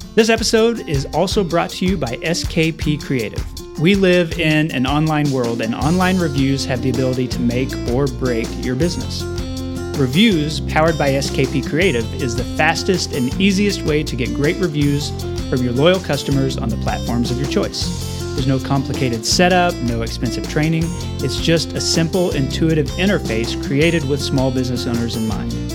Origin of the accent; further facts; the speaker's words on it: Amarillo, Texas, United States; I grew up in Amarillo, have lived here all my life